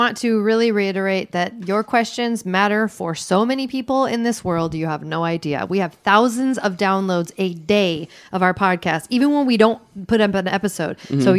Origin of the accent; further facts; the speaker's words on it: United States; I'm from Washington, let me say.